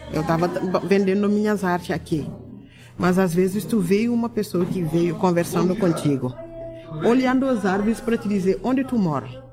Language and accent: Portuguese; Dakar, Senegal; Portuguese is a second language; moved away as an adult; now in Caxias do Sul, Brazil; No Senegal, eu morava na capital, no Dakar. Eu nasci no Dakar mesmo. Eu sou. Eu sou do Dakar. Eu fiz minha escolaridade lá, até a universidade